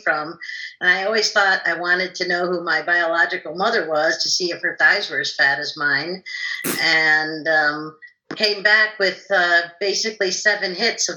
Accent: Chicago, Illinois, United States; I was born in Chicago, Illinois, on the south side

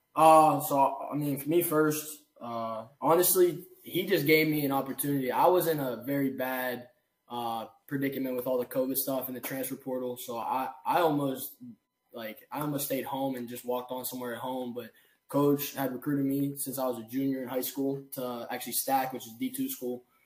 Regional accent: Pittsburgh, Pennsylvania, United States; I'm from Pittsburgh.

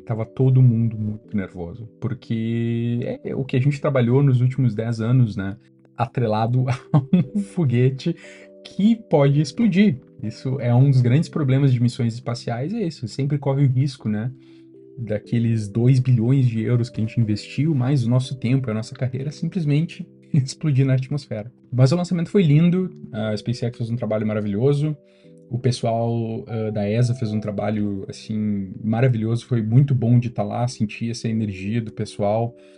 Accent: Brazil; moved away as an adult; also born or lived in London, United Kingdom / Germany; now in Stockholm, Sweden; crescendo no Brasil

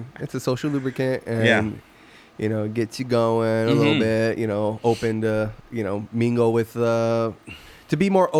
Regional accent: Yuma, Arizona, United States; moved away; I have family. So I'm from Yuma, so I get lots of family.

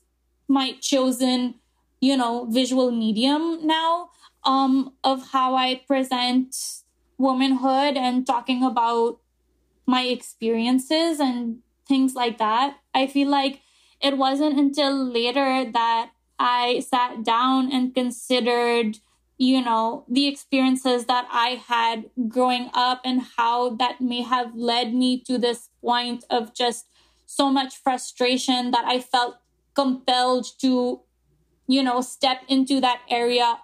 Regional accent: Pakistan; now in Jersey City, United States; my experience as a Pakistani girl and woman growing up in Pakistan

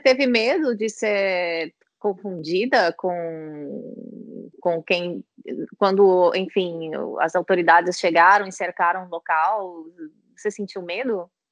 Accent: south of Minas Gerais, Brazil; eu sou do sul de Minas, da Serra da Mantiqueira

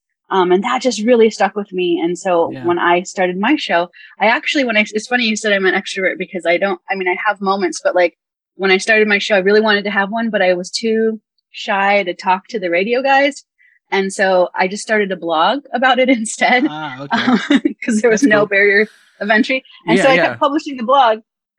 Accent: Iowa, United States; I grew up in Iowa

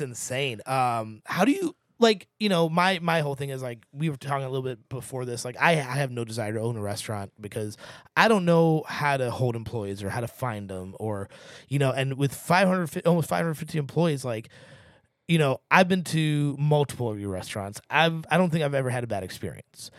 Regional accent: St. Louis, Missouri, United States; now in Seattle, United States; Saint Louis, Missouri.

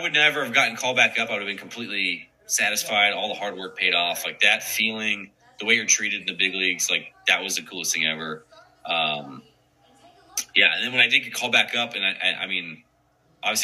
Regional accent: Marysville, Kansas, United States; I was born in a small town in Kansas, Marysville, Kansas

